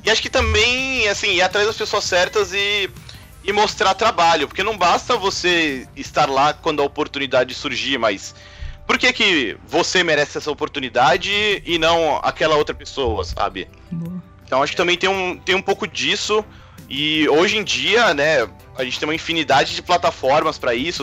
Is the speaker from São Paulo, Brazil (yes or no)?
yes; Santos, São Paulo, Brazil; now in São Paulo, Brazil; Eu não, eu não sou daqui de São Paulo, né? Eu sou de, de Santos, que é aqui pertinho, no litoral